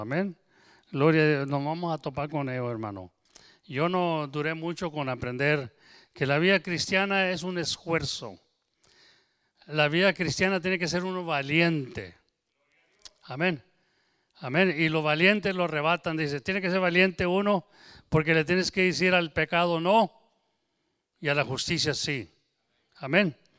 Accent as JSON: {"language": "Spanish", "region": "Texas", "country": "United States", "tie": "born or raised there", "accent": "Tex-Mex", "said": "yo soy nacido y creo aquí en Texas, y nosotros el español de nosotros le llamamos Tex-Mex"}